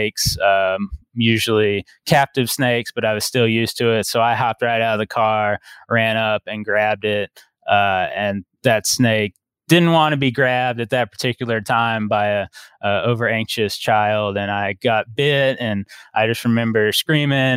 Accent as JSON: {"language": "English", "region": "South Georgia", "country": "United States", "tie": "born or raised there", "said": "I grew up in South Georgia"}